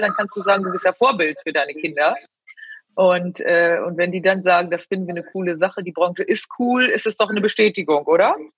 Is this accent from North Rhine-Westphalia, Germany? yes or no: yes; Rheine, North Rhine-Westphalia, Germany; ich komme ja auch aus der Gegend, also ich komme aus Rheine oder Spelle bei Rheine meine Mutter ist ja Münsterländerin